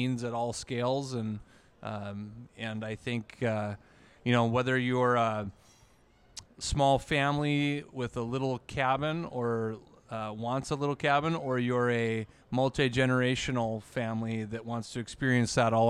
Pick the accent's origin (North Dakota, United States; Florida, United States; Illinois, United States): North Dakota, United States; Minot; also born or lived in Lake Metigoshe, North Dakota; I'm a local guy. I'm actually from Minot originally